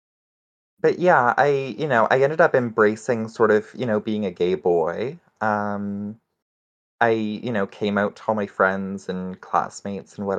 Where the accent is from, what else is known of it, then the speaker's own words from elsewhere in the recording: Saskatchewan, Canada; I grew up in Saskatchewan, which is, for those not in the know, it's one of the Canadian prairie provinces